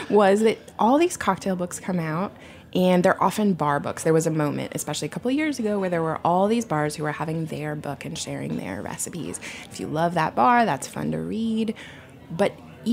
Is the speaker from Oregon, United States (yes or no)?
yes; Portland, Oregon, United States; I'm from Portland